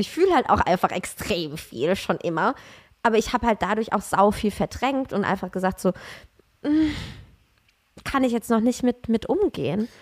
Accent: Aschaffenburg, Bavaria, Germany; ich komme doch aus Aschaffenburg

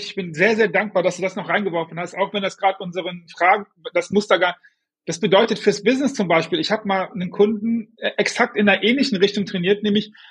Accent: Düsseldorf, North Rhine-Westphalia, Germany; ich bin Düsseldorfer

